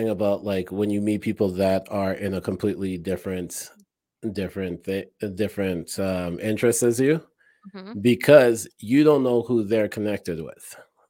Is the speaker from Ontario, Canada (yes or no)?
yes; Toronto, Ontario, Canada; moved away; I came from Toronto where I knew a lot of people.